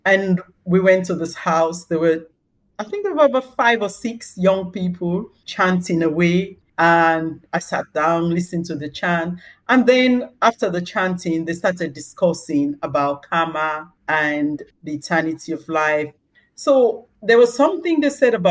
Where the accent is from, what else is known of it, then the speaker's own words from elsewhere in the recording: Sierra Leone; moved away as an adult; also born or lived in East London, United Kingdom; now in London, United Kingdom; I was born in Sierra Leone, and that's where I grew up until the age of 29, when I moved to the UK to settle with my husband